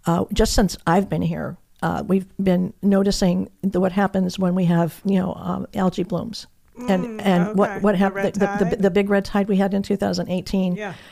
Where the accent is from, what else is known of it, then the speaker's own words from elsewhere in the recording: Michigan, United States; moved away as an adult; also born or lived in New Jersey; now in Sanibel Island, United States; I grew up in Michigan.